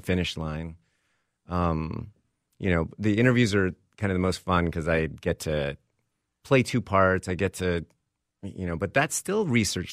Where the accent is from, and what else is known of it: Texas, United States; born or raised there; moved away as an adult; also born or lived in Vermont / Hollywood